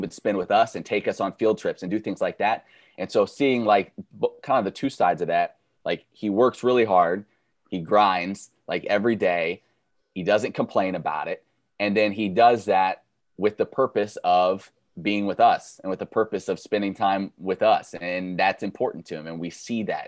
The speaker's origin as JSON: {"language": "English", "town": "Kansas City", "region": "Missouri", "country": "United States", "tie": "born or raised there", "said": "I grew up in Kansas City, huge Royals Chiefs fan."}